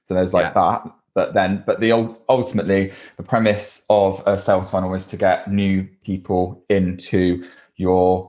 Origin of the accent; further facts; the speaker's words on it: Bristol, South West England, United Kingdom; accent: Bristolian; My Bristolian accent came out strong